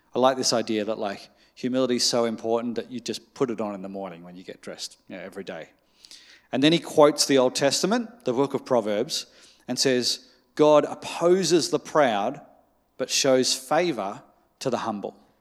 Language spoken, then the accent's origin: English; Australia; as an Australian